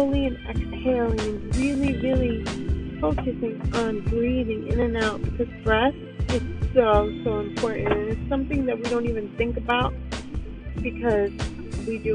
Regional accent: New York City, New York, United States; I was raised in New York City

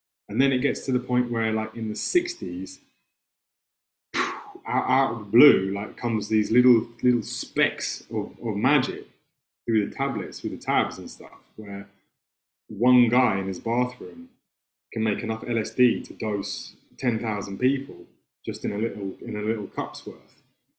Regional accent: England, United Kingdom; accent: English; like we have English accents, we grew up in England at this time.

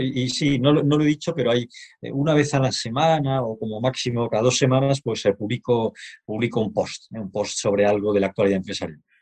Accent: Barcelona, Catalonia, Spain; moved away as an adult; now in Madrid, Spain; soy un barcelonés afincado en Madrid desde hace algunos años

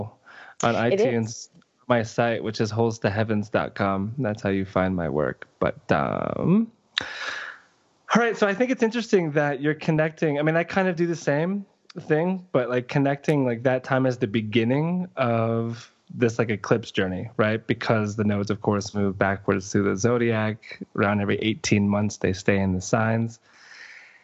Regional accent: Plantation, Florida, United States; 5/24/83, 1:31 p.m., Plantation, Florida, Broward County

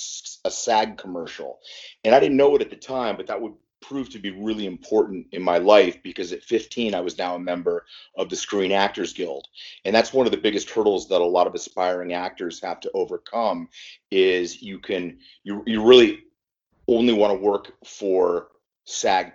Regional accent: Cleveland, Ohio, United States; I was born in Cleveland

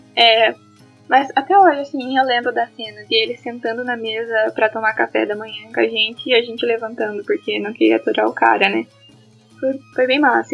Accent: Toledo, Paraná, Brazil; moved away as an adult; also born or lived in Curitiba; Eu sou de Toledo, mas por causa da pandemia eu tive que retornar para Toledo, ficar em casa.

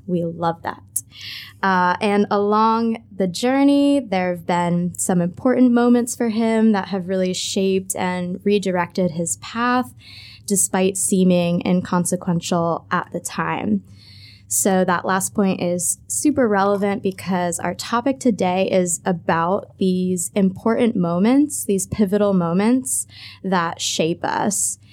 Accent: United States; moved away as an adult; now in Ho Chi Minh City, Vietnam; I am an American expat

